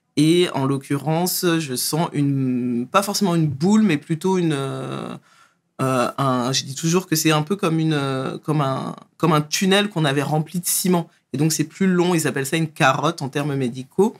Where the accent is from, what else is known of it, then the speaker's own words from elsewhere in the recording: Trappes, Île-de-France, France; je viens à la base du 78, Trappe. je suis né... élevé à trappe, euh, grandi aux alentours